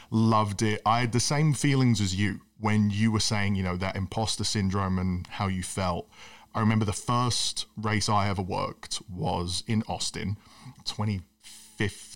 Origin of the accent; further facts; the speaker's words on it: United Kingdom; as a British kid who loves the sport